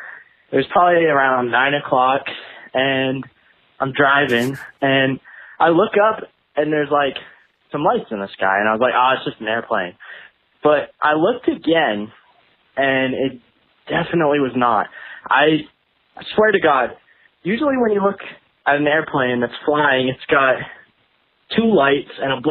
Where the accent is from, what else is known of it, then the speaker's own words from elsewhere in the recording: New Hampshire, United States; I'm from New Hampshire.